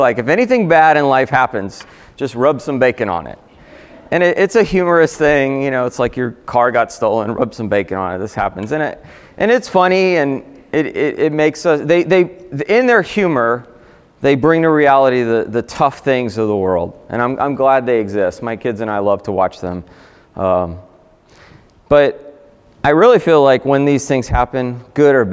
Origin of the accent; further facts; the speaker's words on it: South Florida, United States; I grew up in South Florida, very hot